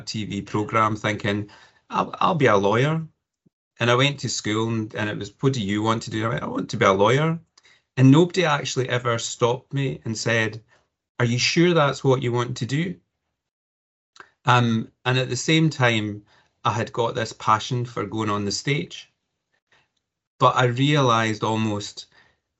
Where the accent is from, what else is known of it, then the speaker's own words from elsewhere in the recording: Cumbernauld, Scotland, United Kingdom; So I was born and educated in Cumbernauld, not far from Glasgow.